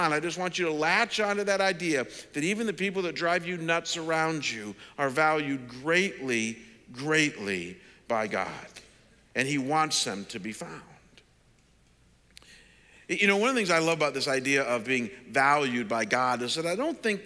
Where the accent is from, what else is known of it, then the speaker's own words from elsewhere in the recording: Cleveland, Ohio, United States; moved away as an adult; also born or lived in Detroit / London, Ontario; my hometown in Cleveland